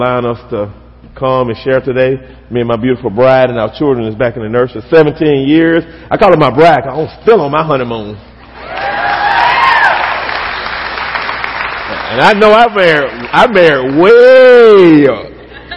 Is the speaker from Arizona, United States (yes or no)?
no; West Alabama, United States; I grew up here in Alabama. Grew up in a small town, out west, toward West Alabama